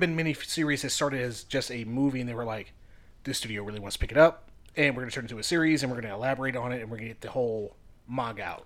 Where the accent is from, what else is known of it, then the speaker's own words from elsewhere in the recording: Virginia, United States; We're from Virginia. We love what we have here in, uh, Shenandoah